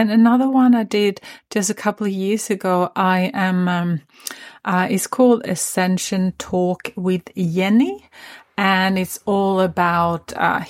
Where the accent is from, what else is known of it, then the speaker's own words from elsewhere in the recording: Sweden; now in Sunshine Coast, Australia; I'm actually originally from Sweden, but yeah, I always wanted, I don't know, I had this craving of finding another place.